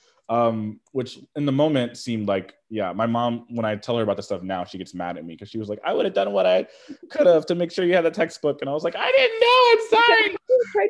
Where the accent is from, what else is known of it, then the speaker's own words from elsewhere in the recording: Houston, Texas, United States; I grew up in Houston